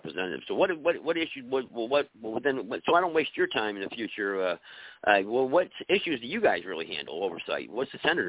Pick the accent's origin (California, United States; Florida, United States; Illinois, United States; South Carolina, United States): California, United States; San Francisco; I'm traveling right now. I'm in the lower part of California right now, but I'm originally from San Francisco.